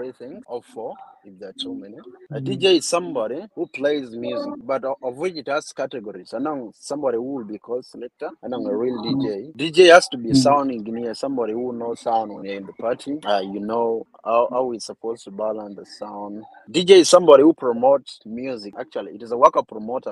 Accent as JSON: {"language": "English", "country": "South Sudan", "moved": "yes", "lives_now": "Kampala, Uganda", "said": "I come from Makwajpayam, basically Edumore. That's my background."}